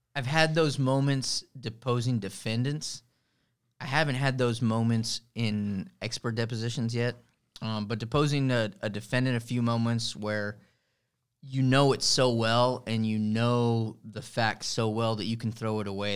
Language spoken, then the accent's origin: English; Harlingen, Texas, United States; also born or lived in Chicago, Illinois; I'm from Harlingen, Harlingen Cardinal